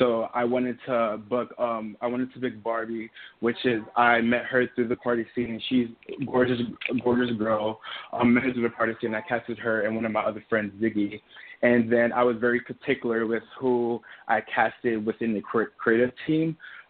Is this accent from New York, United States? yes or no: yes; New York, United States; also born or lived in Trinidad; I'm originally from Trinidad, and I moved from Trinidad when I was 4 to Soho, New York.